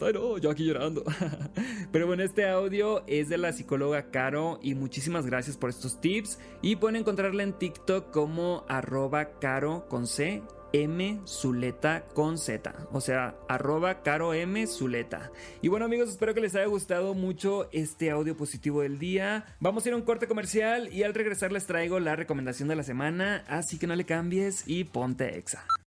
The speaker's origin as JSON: {"language": "Spanish", "town": "Los Mochis", "region": "Sinaloa", "country": "Mexico", "tie": "born or raised there", "moved": "yes", "said": "desde mi ciudad natal, desde Los Mochis, Sinaloa, la ciudad que me vio crecer"}